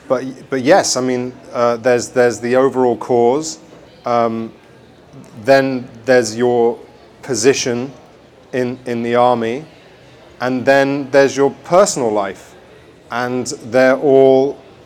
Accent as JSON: {"language": "English", "region": "England", "country": "United Kingdom", "tie": "born or raised there", "said": "when we were growing up in England"}